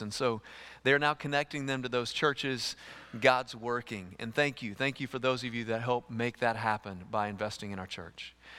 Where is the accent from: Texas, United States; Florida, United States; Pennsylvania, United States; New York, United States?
Texas, United States; East; I grew up with chickens in East Texas